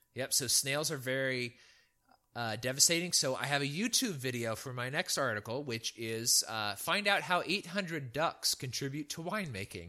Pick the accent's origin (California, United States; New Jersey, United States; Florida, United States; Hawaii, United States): California, United States; Central; moved away; also born or lived in Virginia; I grew up in Central California